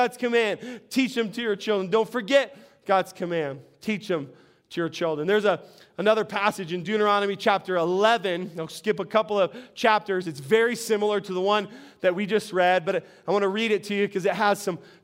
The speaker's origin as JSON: {"language": "English", "town": "Albuquerque", "region": "New Mexico", "country": "United States", "said": "we're from Albuquerque"}